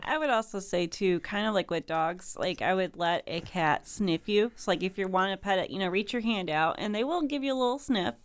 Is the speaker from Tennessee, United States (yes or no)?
no; Kankakee, Illinois, United States; moved away as an adult; now in Springfield, United States; I actually grew up in the Kankakee area